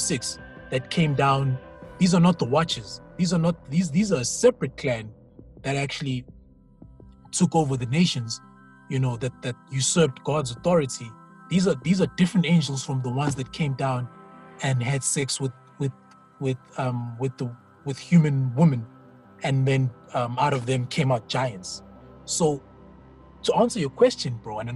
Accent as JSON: {"language": "English", "country": "South Africa", "first_language": "Zulu", "second_language": "English", "said": "I come from Zulu speaking background."}